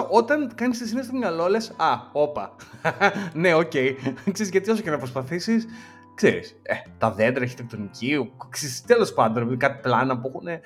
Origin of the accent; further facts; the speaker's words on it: Chaidari, Attica, Greece; εγώ είμαι από το Χαϊδάρι.